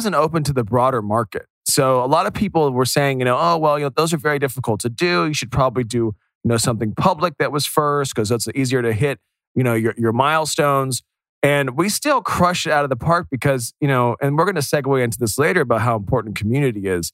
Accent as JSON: {"language": "English", "country": "United States", "said": "I am the American"}